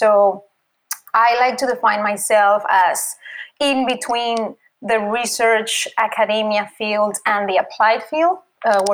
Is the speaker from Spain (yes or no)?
yes; Spain; English is a second language; moved away as an adult; now in United States; I'm from Spain, as you can see by the accent